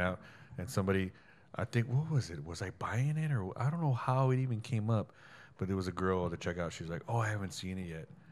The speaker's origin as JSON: {"language": "English", "area": "Southside", "region": "Texas", "country": "United States", "tie": "born or raised there", "said": "there was little to no black people where I grew up in Southside."}